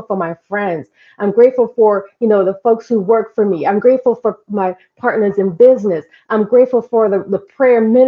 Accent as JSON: {"language": "English", "country": "Jamaica", "moved": "yes", "lives_now": "United States", "said": "I'm Jamaican."}